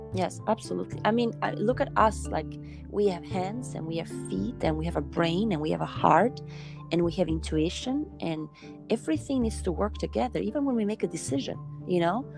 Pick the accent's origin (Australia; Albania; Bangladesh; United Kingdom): Albania; moved away as an adult; now in United States; I was born in Albania and I started initially traveling all over the world as a dancer in many European countries. Then I moved to United States